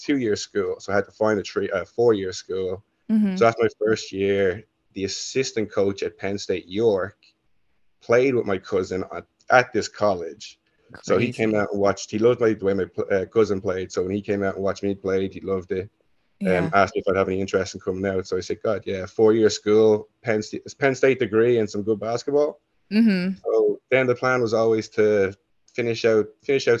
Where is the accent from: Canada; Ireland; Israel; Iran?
Ireland; Dunboyne, Leinster; moved away as an adult; also born or lived in Dublin / Florida / Italy / New Jersey; I was born in Dublin, spent 4 or 5 years there, and then moved out to Dunboyne, which is actually in County Meath